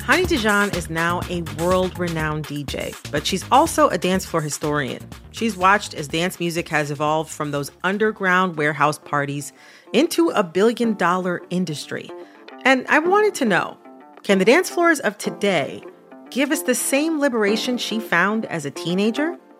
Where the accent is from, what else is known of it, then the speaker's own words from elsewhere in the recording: Detroit, Michigan, United States; I'm from the Detroit area